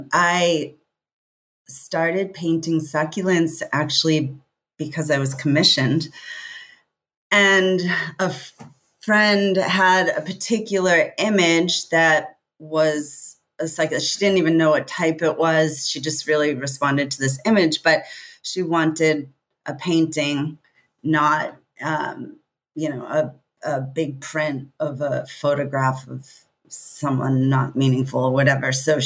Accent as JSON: {"language": "English", "region": "East Coast", "country": "United States", "tie": "born or raised there", "also_born_or_lived": "Santa Fe, New Mexico", "moved": "as an adult", "lives_now": "California, United States", "said": "growing up on the East Coast. And I lived in Santa Fe for 13 years"}